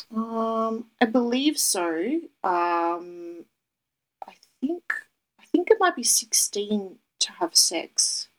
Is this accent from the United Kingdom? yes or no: no; Melbourne, Victoria, Australia; I'm from Melbourne, Australia